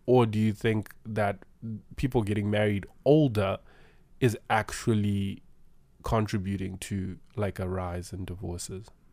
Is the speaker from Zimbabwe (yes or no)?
yes; Zimbabwe; moved away; We are from Zimbabwe. We are from Africa.